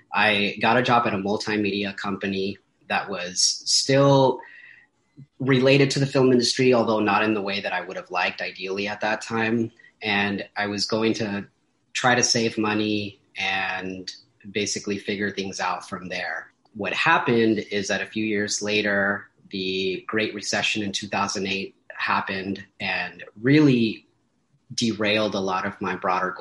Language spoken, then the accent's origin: English; Paramount, California, United States; I am from Southeast Los Angeles, which specifically for me means Paramount, California, right next to Long Beach and Compton